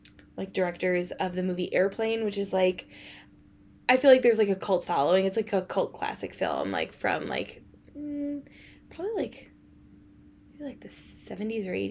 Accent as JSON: {"language": "English", "region": "Midwest", "country": "United States", "tie": "born or raised there", "also_born_or_lived": "Spain", "moved": "as an adult", "said": "growing up in the Midwest"}